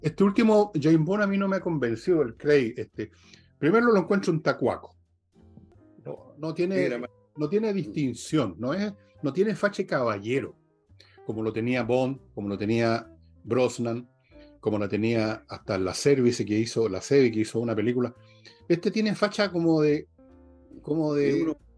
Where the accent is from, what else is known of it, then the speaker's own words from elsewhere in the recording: Valparaíso, Chile; cuando yo las vi en el cine de Cabro, la vi en el San Luis, en la punta del Cerro Alegre, en Valparaíso, con toda la patota del barrio